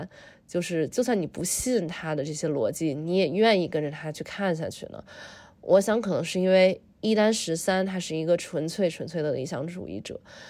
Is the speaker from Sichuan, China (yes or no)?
no; Tianjin, China; moved away as an adult; also born or lived in eastern United States; now in United States; 小的时候在天津过年的场景。